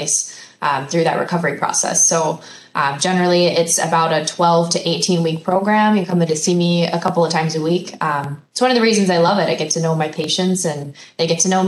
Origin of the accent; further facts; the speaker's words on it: Oregon, United States; moved away as an adult; now in Wisconsin, United States; I actually grew up and was born and raised in the state of Oregon.